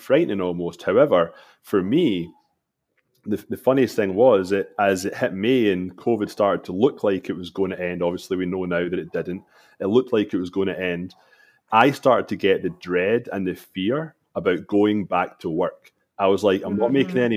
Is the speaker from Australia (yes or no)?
no; Scotland, United Kingdom; moved away as an adult; now in Toronto, Canada; I moved to Canada from Scotland 13 years ago